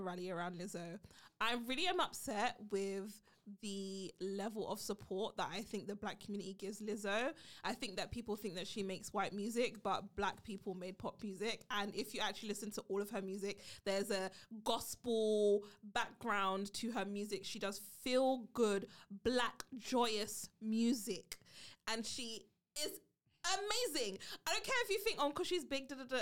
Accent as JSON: {"language": "English", "country": "United Kingdom", "said": "I'm British"}